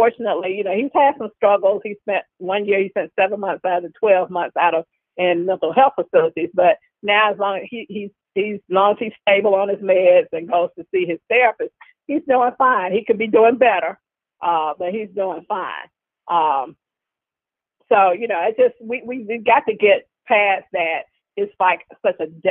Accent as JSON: {"language": "English", "town": "Birmingham", "region": "Alabama", "country": "United States", "said": "I'm from Birmingham, Alabama"}